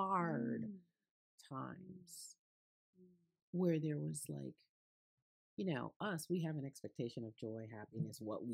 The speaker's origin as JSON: {"language": "English", "region": "Connecticut", "country": "United States", "tie": "born or raised there", "said": "I grew up in Connecticut, right?"}